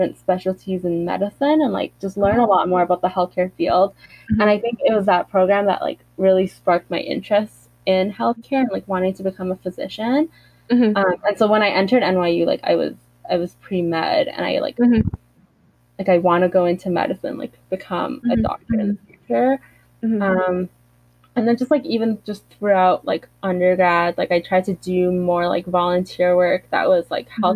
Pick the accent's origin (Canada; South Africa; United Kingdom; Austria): Canada; me being Canadian